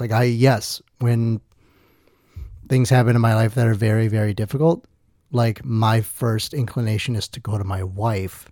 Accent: Two Rivers, Wisconsin, United States; born or raised there; also born or lived in Milwaukee, Wisconsin

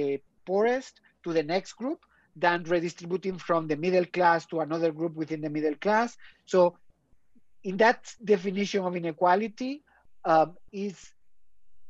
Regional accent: Spain; now in Oxford, United Kingdom; I'm from Spain

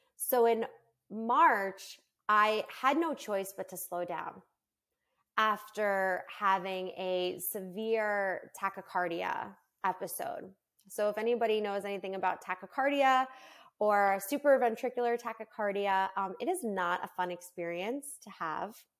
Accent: New York, United States; moved away as an adult; now in Florida, United States; I'm originally from New York, and I moved with my twins to Florida

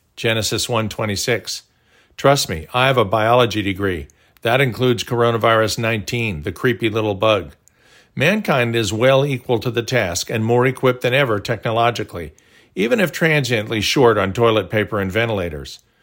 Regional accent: Tulsa, Oklahoma, United States; growing up in Tulsa

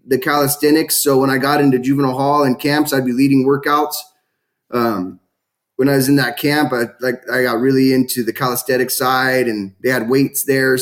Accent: California, United States; born or raised there

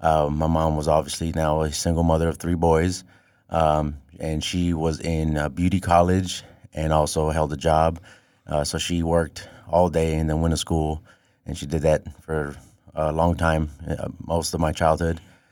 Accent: Chicago, Illinois, United States; So I was born in the South Side of Chicago, raised in the Roseland Pullman area.

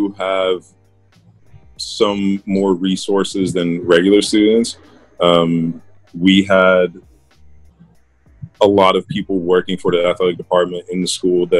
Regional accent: Netherlands; moved away; also born or lived in San Diego, United States; I am from the Netherlands, small town called Bosnia.

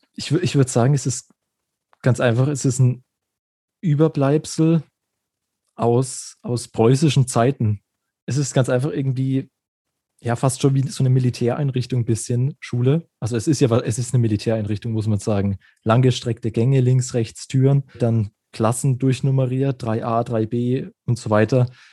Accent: Germany; bei uns in Deutschland

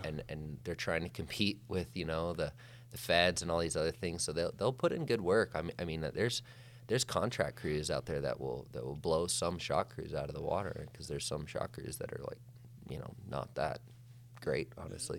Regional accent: Whitefish, Montana, United States; I grew up in Whitefish, Montana, Flathead Valley, uh, Northwest

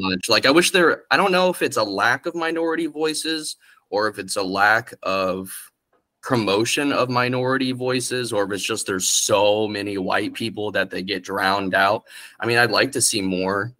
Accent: Orlando, Florida, United States; also born or lived in Kissimmee, Florida / Poinciana, Florida / St. Cloud, Florida; I moved to St. Cloud and I'm then Orlando

